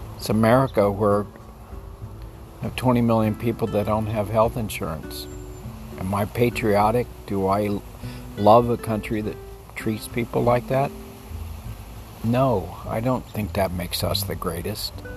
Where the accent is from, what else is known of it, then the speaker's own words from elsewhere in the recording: Texas, United States; I grew up in Texas, which is kind of the extreme of the United States